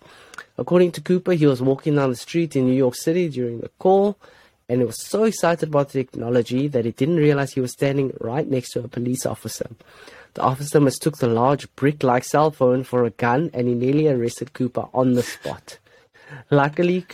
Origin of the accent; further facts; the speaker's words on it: South Africa; as a South African